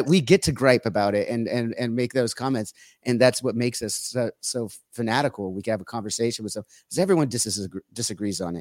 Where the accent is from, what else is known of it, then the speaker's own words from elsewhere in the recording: Orange County, California, United States; I'm from Orange County